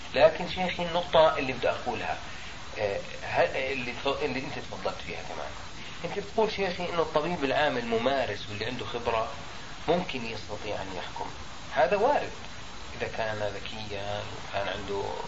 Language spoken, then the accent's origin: Arabic; Jordan; عندنا في الأردن